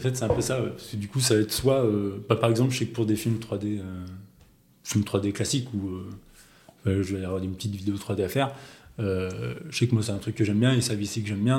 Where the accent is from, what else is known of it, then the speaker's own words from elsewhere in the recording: Auvergne-Rhône-Alpes, France; moved away as an adult; also born or lived in Paris; je suis auvergnat